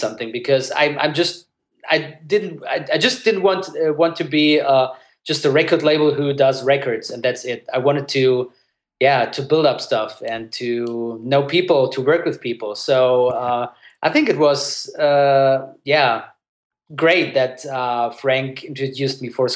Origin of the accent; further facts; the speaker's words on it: Germany; English is a second language; I was born in Germany, but I grew up bilingual, so my parents were just speaking at home in Italian